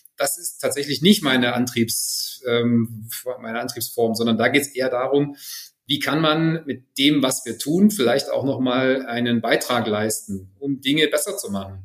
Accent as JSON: {"language": "German", "town": "Friedrichroda", "region": "Thuringia", "country": "Germany", "tie": "born or raised there", "said": "77 ist schon ein paar Tage her, in Friedrichroda geboren."}